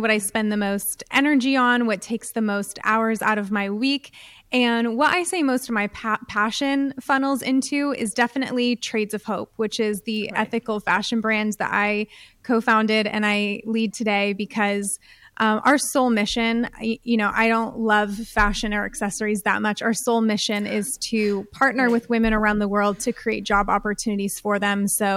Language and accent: English; United States; I'm from the United States. I grew up in a very privileged home